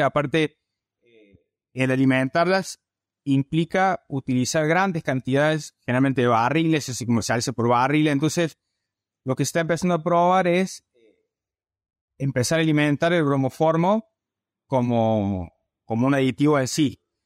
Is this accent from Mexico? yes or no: no; Córdoba, Argentina; accent: cordobés; also born or lived in Alabama, United States / Nebraska, United States; Como podrás sentir por mi tona, soy cordobés